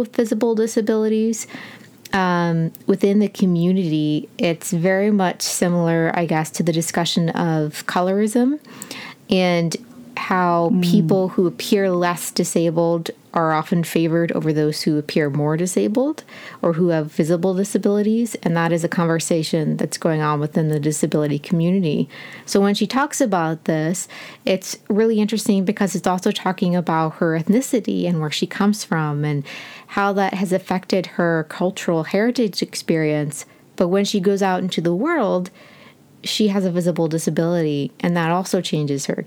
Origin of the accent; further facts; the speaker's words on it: United States; as an American who's used to seeing race discussed in an American context